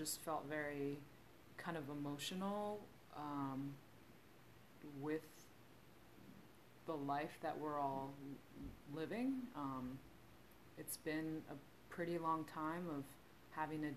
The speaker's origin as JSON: {"language": "English", "country": "United States", "said": "I am Korean American"}